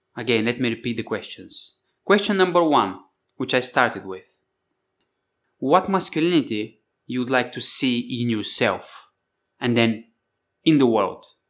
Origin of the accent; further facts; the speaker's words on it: Bulgaria; I come from Bulgaria, you know, Thrace, the Thracian Valley, Spartacus